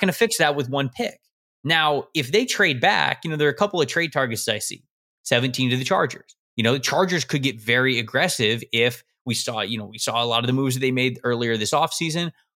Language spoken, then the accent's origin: English; just south of Tampa, Florida, United States; moved away as an adult; I'm from just south of Tampa. That's where I grew up.